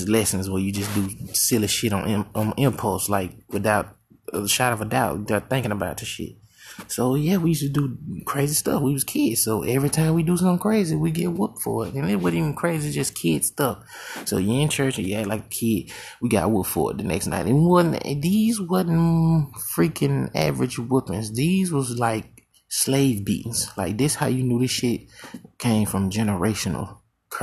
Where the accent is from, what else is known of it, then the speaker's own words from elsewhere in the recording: Hattiesburg, Mississippi, United States; I was born in Hattiesburg, Mississippi, to join a clan of five